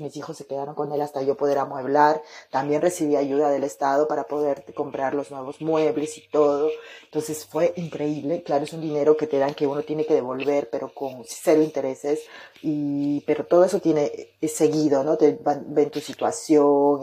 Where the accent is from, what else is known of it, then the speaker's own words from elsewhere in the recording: Peru; moved away as an adult; now in France; en mi país, en, mi, en la capital de mi país, en Lima, Perú